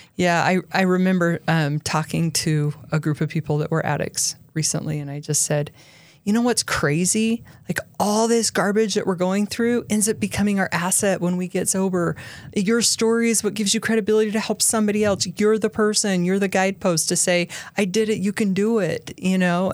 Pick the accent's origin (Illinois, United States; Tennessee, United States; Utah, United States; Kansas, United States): Utah, United States; also born or lived in Highland, Utah / Dublin, California / Minnesota; I've lived in Utah my whole life other than when I was in prison